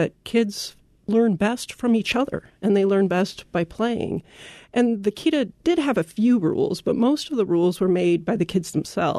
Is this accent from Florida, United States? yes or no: no; Oregon, United States; moved away as an adult; also born or lived in Germany; We moved to Germany from Oregon, basically because my husband's a scientist and he got a great offer for a short-term position there that actually turned out to be quite longer.